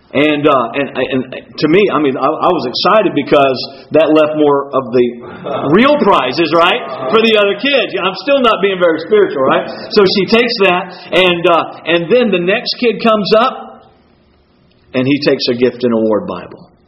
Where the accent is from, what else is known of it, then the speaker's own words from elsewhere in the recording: Beaufort, South Carolina, United States; I was born in Beaufort, South Carolina. My wife was born in Maine. She is she is a Yankee through and through. I'm a Southerner uh, and, and a southern southerner through and through.